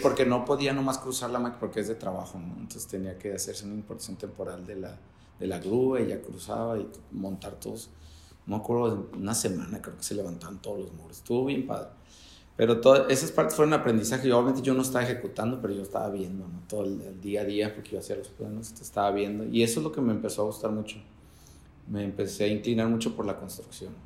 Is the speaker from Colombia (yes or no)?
no; Tijuana, Baja California, Mexico; Soy originario de Tijuana, crecí en Playas. Ahí en Playas de Tijuana